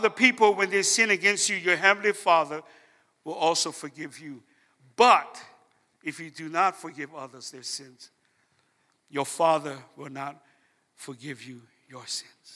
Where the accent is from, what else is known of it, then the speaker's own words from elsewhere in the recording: Hawaii, United States; I'm from Hawaii